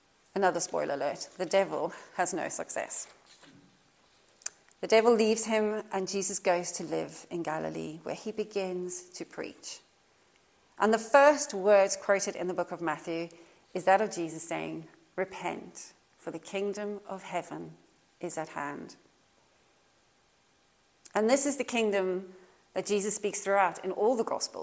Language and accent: English; South Africa; now in Norfolk, United Kingdom; I was born in South Africa